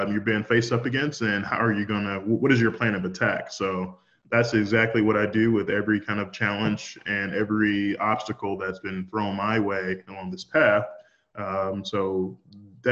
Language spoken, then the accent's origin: English; Shreveport, Louisiana, United States; now in Texas, United States; I grew up in Shreveport, Louisiana. I went to middle school, high school there